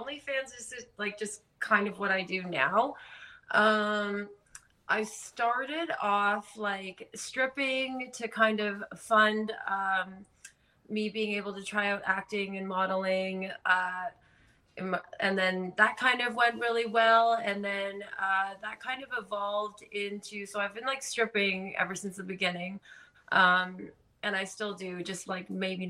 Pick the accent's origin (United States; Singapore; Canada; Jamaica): Canada; I'm actually Canadian.